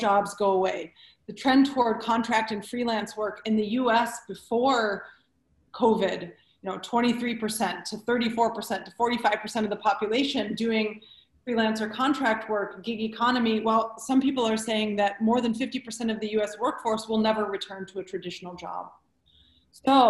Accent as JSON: {"language": "English", "town": "Detroit", "region": "Michigan", "country": "United States", "tie": "born or raised there", "said": "I was born and raised in Detroit"}